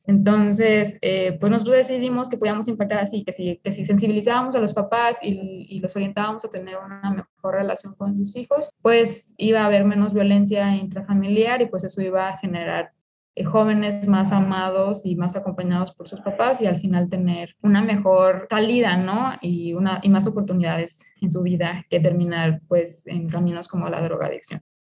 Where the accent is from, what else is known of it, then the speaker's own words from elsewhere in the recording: Mexico; como mexicanos